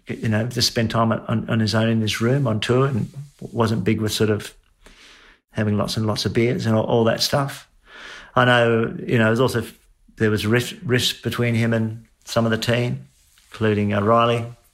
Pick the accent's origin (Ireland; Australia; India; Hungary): Australia; Adelaide, South Australia; Of course, I was very familiar with Bradman before that, growing up in Adelaide.